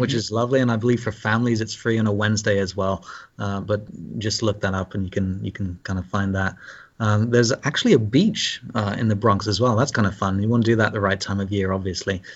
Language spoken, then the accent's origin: English; London, United Kingdom; moved away as an adult; also born or lived in Scotland / Cambridge / Cardiff, Wales; now in Scarsdale, United States; he took a parish in London, England, and I grew up there the majority of my life